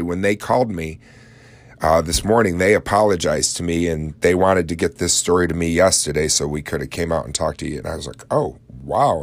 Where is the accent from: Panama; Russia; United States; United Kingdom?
United States; Oswego, New York; my hometown of Oswego